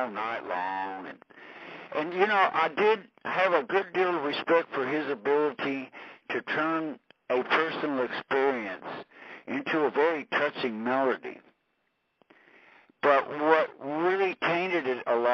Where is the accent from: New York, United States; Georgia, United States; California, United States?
California, United States; moved away as an adult; also born or lived in Hollywood; I was from California, and I had come from Hollywood